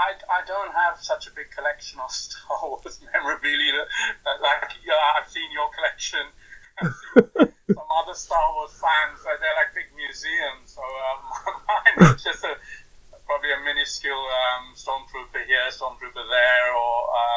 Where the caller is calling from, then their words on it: London, United Kingdom; I'm calling from London in the UK.